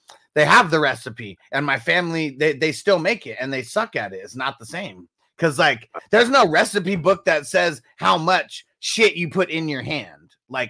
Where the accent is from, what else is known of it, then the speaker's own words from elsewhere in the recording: Midwest, United States; I'm from the Midwest